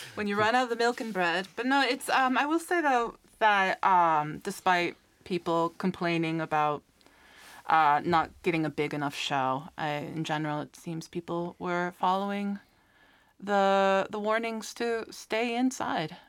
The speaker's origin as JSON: {"language": "English", "country": "United States", "tie": "born or raised there", "moved": "yes", "lives_now": "Iceland", "said": "growing up in the States"}